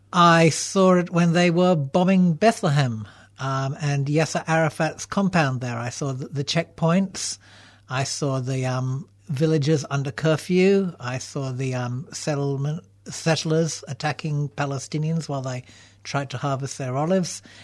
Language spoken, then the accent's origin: English; Canberra, Australian Capital Territory, Australia; moved away as an adult; also born or lived in Melbourne; Canberra, which is my hometown